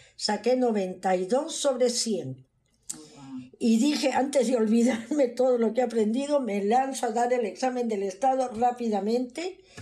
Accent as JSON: {"language": "Spanish", "town": "Pisco", "region": "Ica", "country": "Peru", "tie": "born or raised there", "moved": "as an adult", "lives_now": "United States", "said": "nací en el Perú, en un pueblito que se llamaba Pisco."}